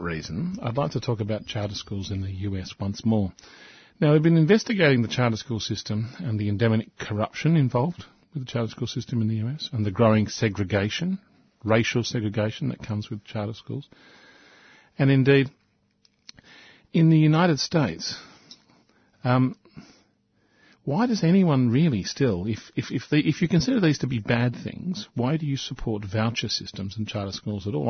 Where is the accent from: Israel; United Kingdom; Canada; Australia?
Australia; We are an English speaking country.